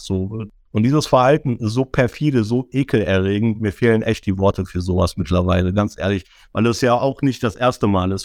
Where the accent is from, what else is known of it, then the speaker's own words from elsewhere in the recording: Düsseldorf, North Rhine-Westphalia, Germany; komme gebürtig aus Düsseldorf, bin 45 Jahre alt, bin in Deutschland geboren, habe nie woanders gelebt